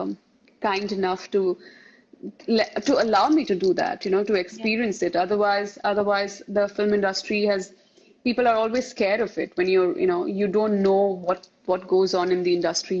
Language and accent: English; Mumbai, Maharashtra, India; also born or lived in Rajasthan; I belong to a state called Rajasthan here. And I was born and brought up in Bombay